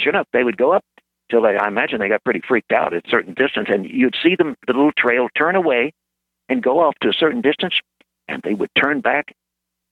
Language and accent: English; Corpus Christi, Texas, United States; I grew up in Corpus Christi, I mean, from 9 years old, and I know the place quite well